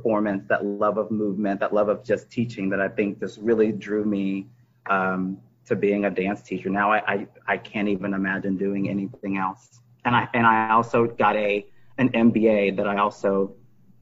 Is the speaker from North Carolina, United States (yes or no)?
no; Texas, United States; moved away as an adult; now in Maryland, United States; I'm originally from Texas